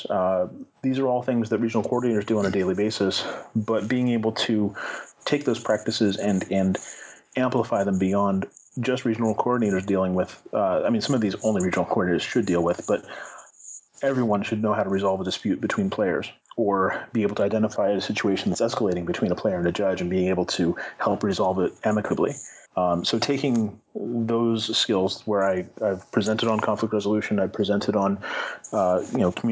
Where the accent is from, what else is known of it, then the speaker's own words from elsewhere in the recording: Northern California, United States; Northern California has been my home for, you know, basically all my life